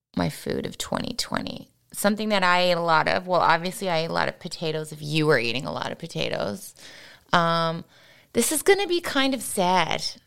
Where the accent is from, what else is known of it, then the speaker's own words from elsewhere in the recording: St. John's, Newfoundland and Labrador, Canada; moved away; growing up in Saint John's